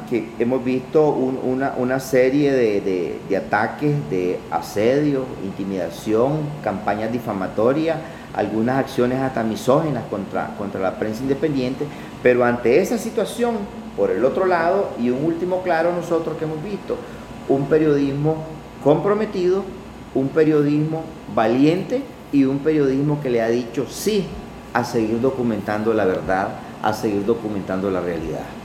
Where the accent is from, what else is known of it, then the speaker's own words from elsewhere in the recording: Nicaragua; yo como nicaragüense